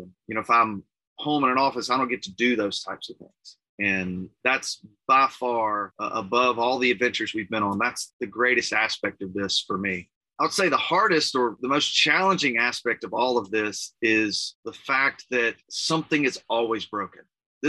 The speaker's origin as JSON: {"language": "English", "town": "Clinton", "region": "Mississippi", "country": "United States", "tie": "born or raised there", "also_born_or_lived": "Raymond, Mississippi", "moved": "as an adult", "said": "So Susanna and I are both originally from the Jackson area. I grew up in Clinton and Raymond"}